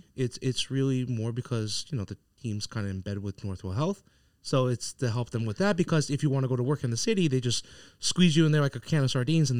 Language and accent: English; Long Island, New York, United States; But from where I'm from Long Island, I just feel like it's a little bit ass backwards.